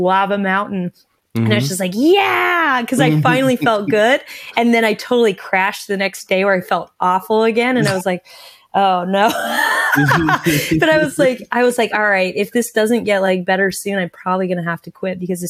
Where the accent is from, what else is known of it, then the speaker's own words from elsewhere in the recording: Anchorage, Alaska, United States; I'd ridden from Anchorage, Alaska, my hometown